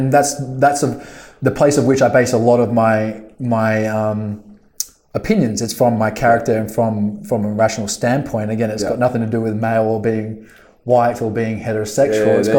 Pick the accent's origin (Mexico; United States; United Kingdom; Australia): Australia; Well, again, we're Australian, so I mean